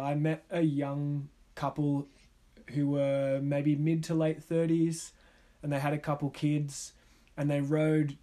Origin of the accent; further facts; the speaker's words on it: Australia; as an Australian with a country that doesn't share any borders